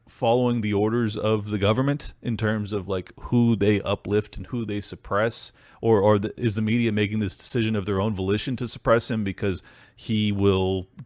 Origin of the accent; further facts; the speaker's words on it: San Diego, California, United States; growing up in San Diego